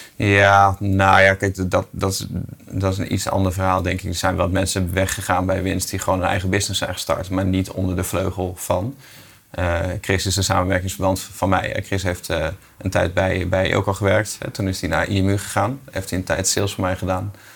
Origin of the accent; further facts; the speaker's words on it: Groningen, Netherlands; als Groninger word je best wel even getest